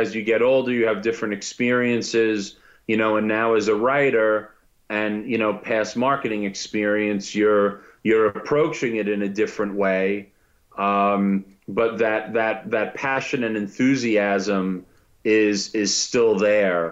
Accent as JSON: {"language": "English", "area": "Long Island", "region": "New York", "country": "United States", "tie": "born or raised there", "said": "I grew up on Long Island, here in New York"}